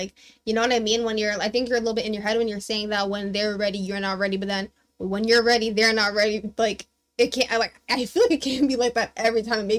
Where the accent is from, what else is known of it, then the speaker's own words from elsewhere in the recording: Mississauga, Ontario, Canada; I was raised in Mississauga, and, like, I was born here, so growing up, I was literally just white people.